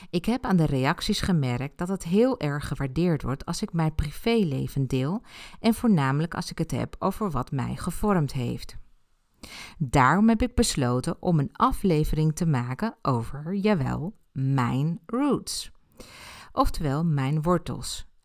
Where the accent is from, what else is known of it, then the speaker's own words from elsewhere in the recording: Ibiza, Balearic Islands, Spain; Ik ben op Ibiza geboren en heb mijn jeugd daar doorgebracht.